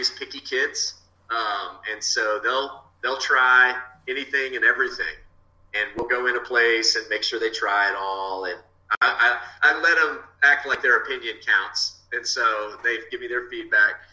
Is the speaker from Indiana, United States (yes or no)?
no; Texas, United States; I'm a Texan